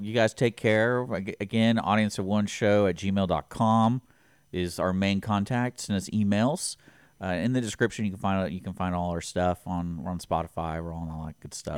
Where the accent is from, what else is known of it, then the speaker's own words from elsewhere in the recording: Houston, Texas, United States; growing up in Houston